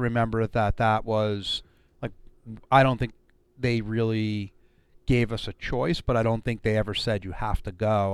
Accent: Brooklyn, New York, United States; born and raised in Brooklyn, New

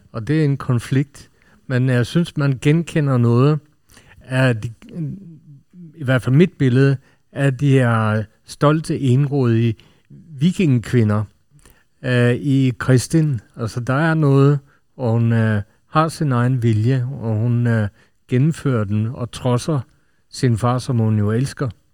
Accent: Norway; Nu er jeg selv nordmand

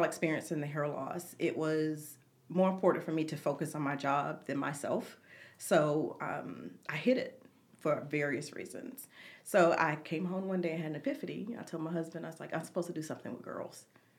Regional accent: the South, United States; And I grew up in the South with very long hair.

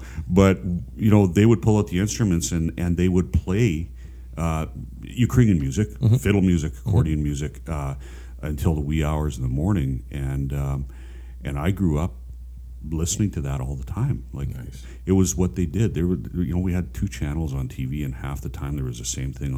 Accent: Saskatchewan, Canada; I grew up in Saskatchewan.

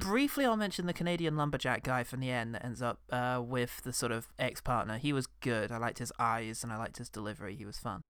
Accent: United Kingdom; as a British man

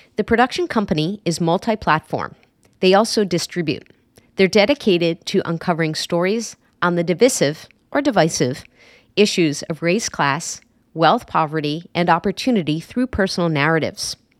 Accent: Westerly, Rhode Island, United States; my hometown of Westerly

